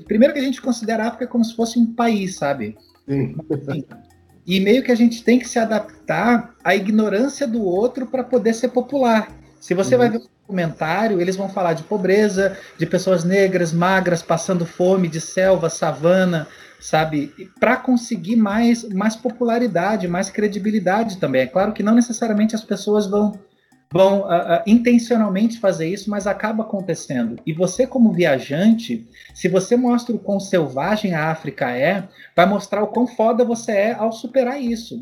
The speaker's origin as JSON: {"language": "Portuguese", "region": "Rio de Janeiro", "country": "Brazil", "also_born_or_lived": "Curitiba", "moved": "yes", "said": "a Penha, de onde eu sou, no Rio de Janeiro, era o meu mundo, aí depois eu fui morar em Curitiba"}